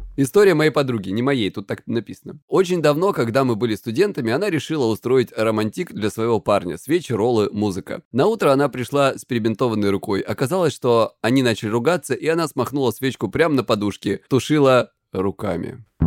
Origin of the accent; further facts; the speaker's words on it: Krasnodar Krai, Russia; я с Кубани